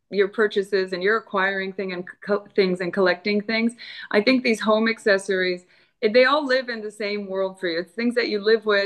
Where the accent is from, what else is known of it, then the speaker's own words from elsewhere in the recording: Florida, United States; moved away as an adult; also born or lived in New York City / Colombia; Cuban. I'm first generation born in the U.S. Yeah. Um, in Florida.